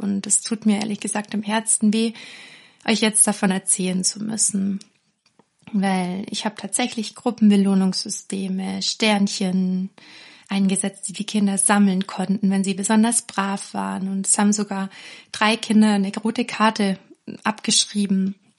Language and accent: German; near Ravensburg, Baden-Württemberg, Germany; Aufgewachsen bin ich erstmal in der Nähe von Ravensburg, da wo die Spiele herkommen, das wissen die meisten. Und ich bin ganz behütet eigentlich in einem Dorf aufgewachsen